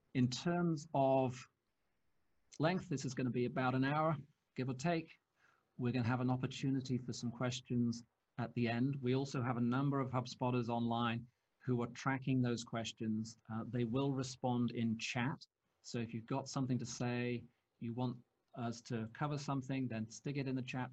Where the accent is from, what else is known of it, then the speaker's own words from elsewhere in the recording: United Kingdom; we're British